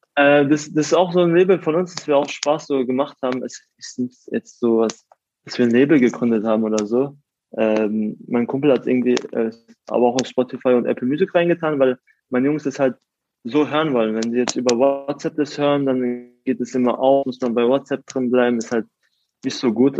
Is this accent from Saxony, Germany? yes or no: no; Karlsruhe, Baden-Württemberg, Germany; aus Karlsruhe bin ich in der Südstadt aufgewachsen